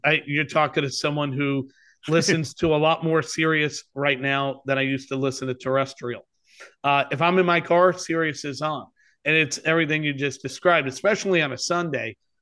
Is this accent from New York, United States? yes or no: yes; New York City, New York, United States; moved away as an adult; also born or lived in Bristol, Connecticut / Philadelphia / St. Louis / San Francisco; I grew up in New York